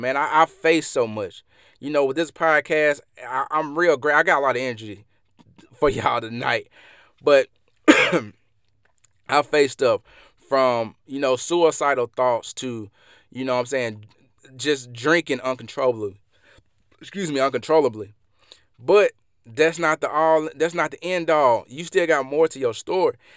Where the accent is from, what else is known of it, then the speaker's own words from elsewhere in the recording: Mississippi, United States; I'm from Mississippi, and y'all probably can hear this in my accent